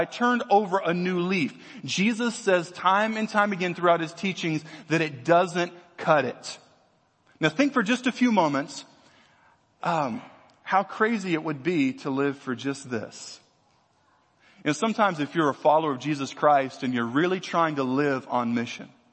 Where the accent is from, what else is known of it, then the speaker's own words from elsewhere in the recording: Louisiana, United States; I grew up in Louisiana.